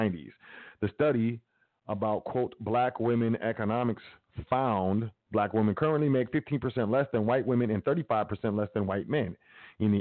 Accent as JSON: {"language": "English", "country": "United States", "tie": "born or raised there", "said": "I grew up in America"}